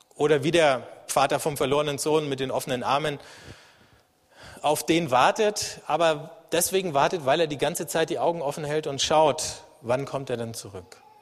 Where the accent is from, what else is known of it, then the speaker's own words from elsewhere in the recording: Germany; als Deutsche und als Europäer.